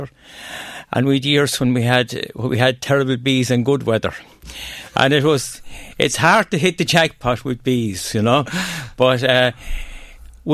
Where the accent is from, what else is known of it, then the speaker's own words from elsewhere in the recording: Tipperary, Munster, Ireland; also born or lived in Offaly; now in Rathcarn, Ireland; I'm not from Rathcarn originally. I'm Tipperary man. And I lived in Offaly, but I'm 40 years out there now